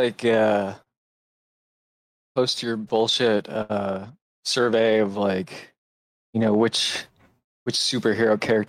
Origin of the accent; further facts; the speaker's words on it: Port Huron, Michigan, United States; moved away as an adult; now in Portland, United States; I came from Port Huron, Michigan.